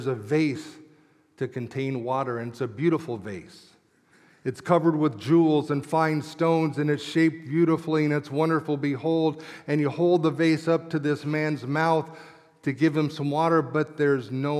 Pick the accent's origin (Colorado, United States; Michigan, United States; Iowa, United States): Colorado, United States; Englewood; I grew up in Colorado at what was Inglewood First Christian Church